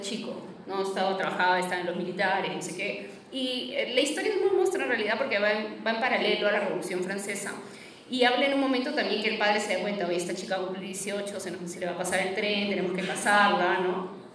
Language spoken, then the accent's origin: Spanish; Peru